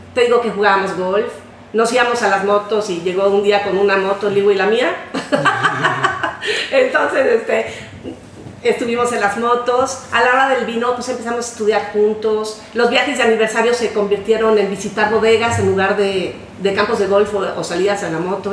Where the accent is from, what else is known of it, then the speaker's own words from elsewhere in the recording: Mexico; somos mexicanos